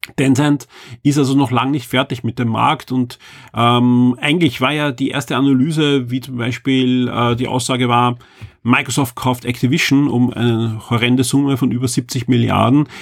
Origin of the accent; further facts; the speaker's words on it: Austria; bei uns in Österreich